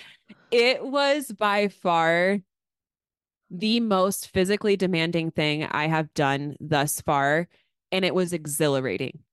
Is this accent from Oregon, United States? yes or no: yes; Astoria, Oregon, United States; my hometown.